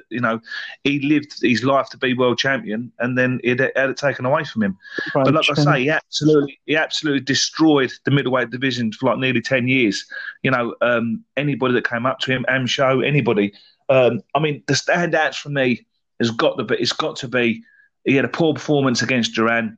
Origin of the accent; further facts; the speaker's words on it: England, United Kingdom; being English as well, British as well